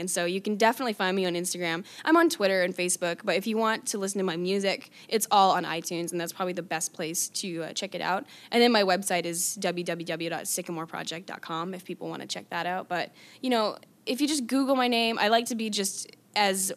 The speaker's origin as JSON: {"language": "English", "town": "Calgary", "region": "Alberta", "country": "Canada", "tie": "born or raised there", "said": "Calgary's my hometown"}